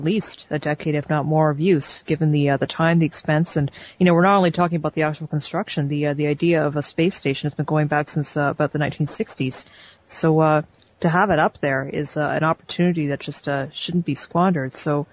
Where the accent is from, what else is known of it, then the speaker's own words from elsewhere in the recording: Canada; I'm Canadian myself